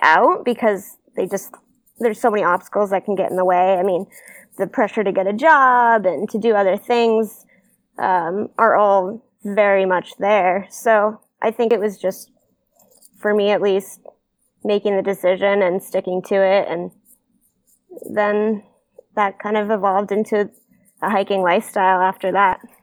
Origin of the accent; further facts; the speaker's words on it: Maine, United States; I'm from Maine